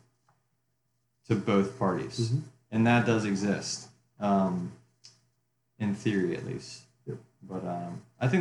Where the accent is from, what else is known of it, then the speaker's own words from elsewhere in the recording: Charlottesville, Virginia, United States; I grew up in Charlottesville